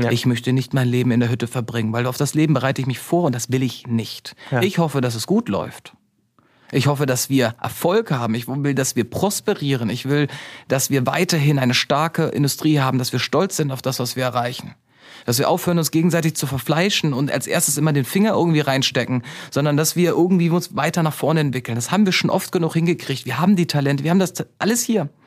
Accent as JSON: {"language": "German", "country": "Germany", "tie": "born or raised there", "said": "Und dass ich bin auf dem Land groß geworden, haben wir den Autoschlüssel im Auto stecken lassen."}